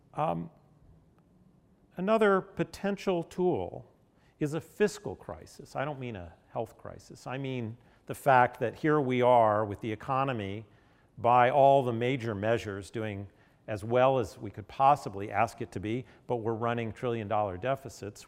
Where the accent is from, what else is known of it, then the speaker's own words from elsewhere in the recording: Nashville, Tennessee, United States; I grew up in Nashville, not so far from here, right in the post desegregation era